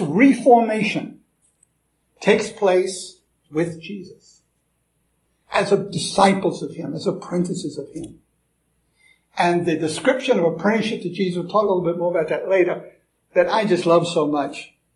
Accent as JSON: {"language": "English", "country": "United States", "accent": "American", "said": "I'm an American."}